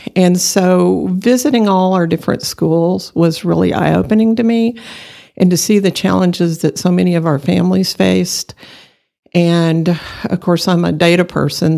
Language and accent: English; Borger, Texas, United States; now in Amarillo, United States; I grew up in Borger, Texas, about an hour away from here